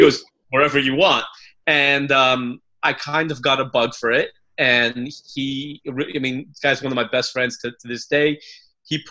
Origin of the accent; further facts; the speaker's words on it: Los Angeles, California, United States; I grew up in Los Angeles, where in a very apolitical family